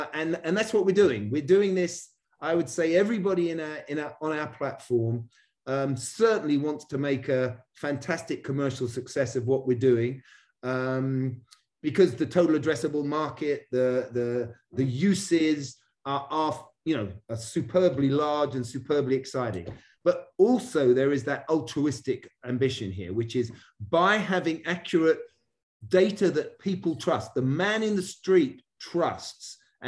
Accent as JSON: {"language": "English", "region": "England", "country": "United Kingdom", "tie": "born or raised there", "lives_now": "United States", "said": "And it also shows my Brit growing up on the River Thames history here, where I used to row, crew, as you call it here in America."}